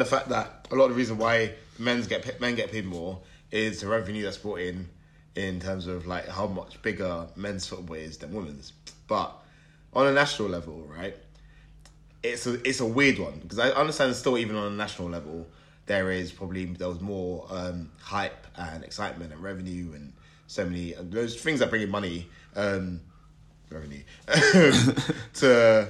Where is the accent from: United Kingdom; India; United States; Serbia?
United Kingdom; England; us English, like as English fans, as like living here